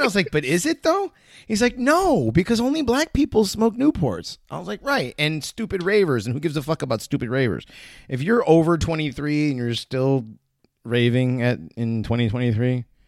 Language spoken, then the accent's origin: English; Hartford, Connecticut, United States; I grew up in Hartford